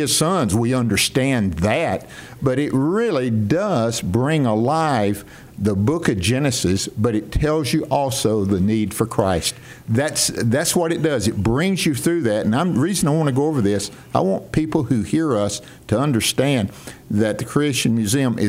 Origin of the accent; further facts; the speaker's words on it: Northeast Mississippi, United States; accent: Southern; I'm still from Northeast Mississippi